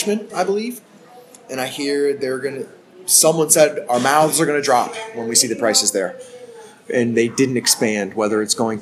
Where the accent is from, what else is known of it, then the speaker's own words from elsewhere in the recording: East Coast, United States; now in Alaska, United States; I was raised on the East Coast